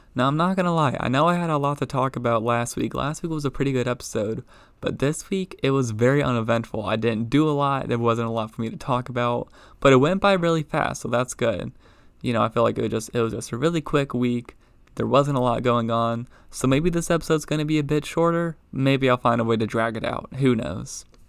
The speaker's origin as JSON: {"language": "English", "town": "Baltimore", "region": "Maryland", "country": "United States", "tie": "born or raised there", "said": "growing up in Baltimore, all my friends being Ravens fans"}